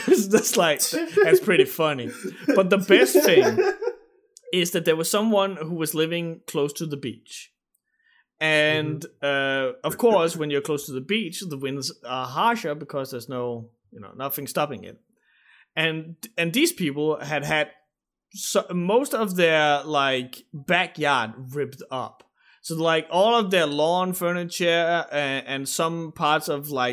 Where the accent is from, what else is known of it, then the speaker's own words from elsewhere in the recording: Denmark; English is a second language; the Danish mentality